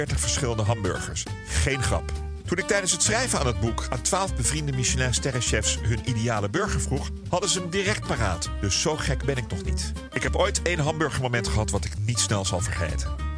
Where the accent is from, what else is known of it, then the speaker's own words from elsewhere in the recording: Netherlands; zijn wij Nederlanders